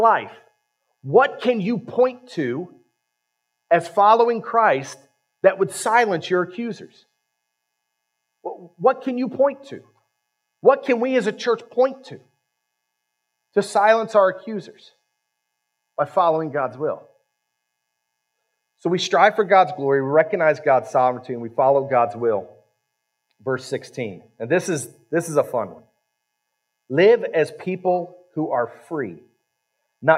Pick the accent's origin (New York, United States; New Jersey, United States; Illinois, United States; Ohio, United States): Ohio, United States; now in West Virginia, United States; I was raised in Ohio